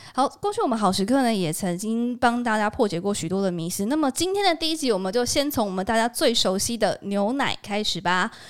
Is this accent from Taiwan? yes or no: yes; Taiwan; 我们台湾人目前摄取的状况还好吗？